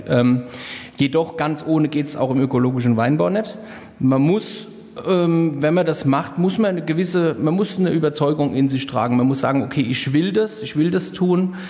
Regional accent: Rhenish Hesse, Rhineland-Palatinate, Germany; hier bei uns in Rheinhessen

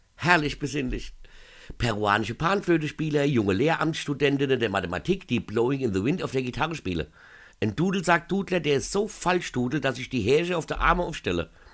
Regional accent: Mainz, Rhineland-Palatinate, Germany; bei uns in Mainz

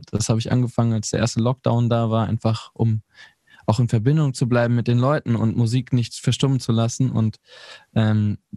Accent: North Rhine-Westphalia, Germany; also ich, ich komme ja aus Ostwestfalen.

